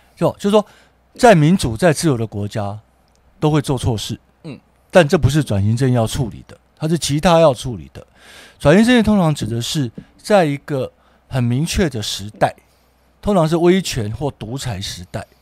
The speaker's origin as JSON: {"language": "Chinese", "country": "Taiwan", "said": "我们台湾人"}